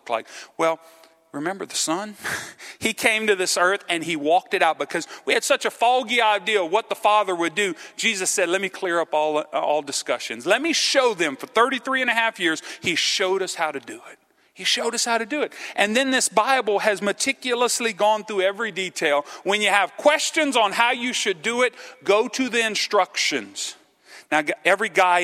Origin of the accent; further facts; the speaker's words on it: Cajun, Louisiana, United States; I'm a Cajun.